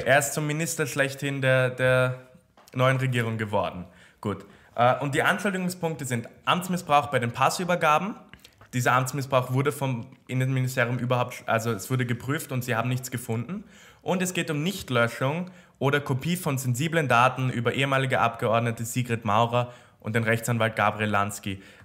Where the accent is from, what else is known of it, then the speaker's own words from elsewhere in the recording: Austria; bei uns in Österreich